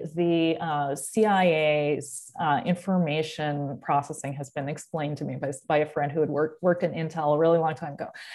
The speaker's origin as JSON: {"language": "English", "region": "Massachusetts", "country": "United States", "tie": "born or raised there", "moved": "yes", "lives_now": "Los Angeles, United States", "said": "growing up in Massachusetts"}